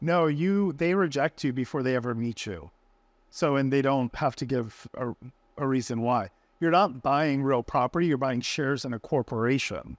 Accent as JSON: {"language": "English", "town": "Orlando", "region": "Florida", "country": "United States", "moved": "yes", "said": "I'm from Orlando"}